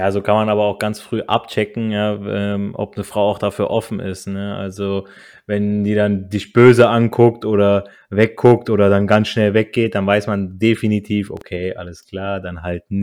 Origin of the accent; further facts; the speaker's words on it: Italy; ich als Italiener spreche viel mit meinen Händen